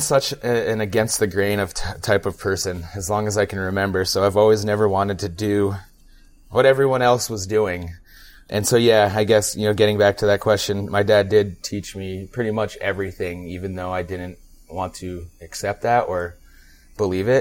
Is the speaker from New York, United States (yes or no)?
yes; northern New York State, United States; moved away; also born or lived in Nyack, New York / Tupper Lake, New York; I grew up in New York State. I was born in a suburb of Manhattan, Nyack. My parents moved up north when I was 2, right on the Canadian border.